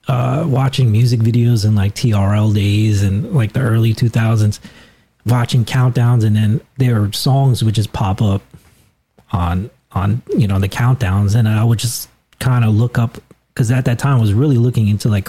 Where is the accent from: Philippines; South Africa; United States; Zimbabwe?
Philippines; and then Chad, which was a Filipino, and I was like, and I'm Filipino, so I was like, man, if he can do it, I think I can do it too.